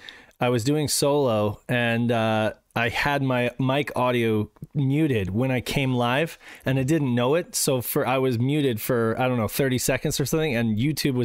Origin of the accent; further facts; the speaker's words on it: Reno, Nevada, United States; we're from Reno